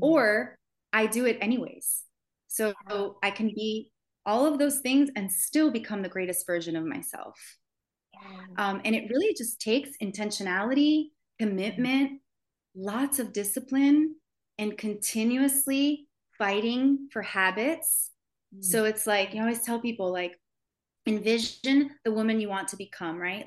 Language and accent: English; Miami, Florida, United States; I grew up in Miami, um, in the heart of like where celebrities live